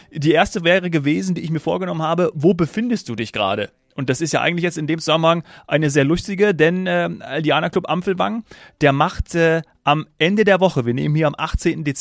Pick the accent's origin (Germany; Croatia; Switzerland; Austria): Austria; Upper Austria; Ja, ser Servus sagt man bei uns in Oberösterreich.